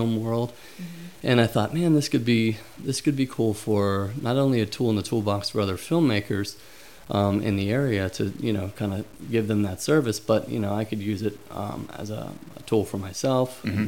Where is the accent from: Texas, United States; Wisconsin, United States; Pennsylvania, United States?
Pennsylvania, United States; Pittsburgh; moved away; I grew up in Pittsburgh